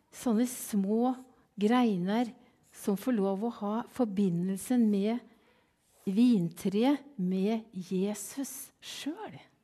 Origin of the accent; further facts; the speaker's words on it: Kvelde, Vestfold, Norway; moved away as an adult; also born or lived in Kenya / Sweden; jeg kommer ifra Kvelde